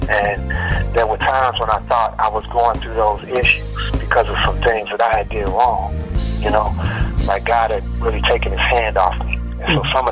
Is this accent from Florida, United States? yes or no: no; Chicago, Illinois, United States; now in Houston, United States; Chicago originally, the west side of Chicago, and I grew up in the, you know, choirs in my church.